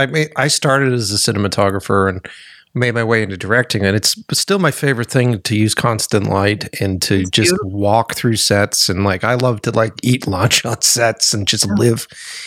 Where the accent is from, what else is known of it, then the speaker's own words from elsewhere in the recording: East Coast, United States; Maybe it's because I came from the East Coast. Maybe it's because I didn't come from here.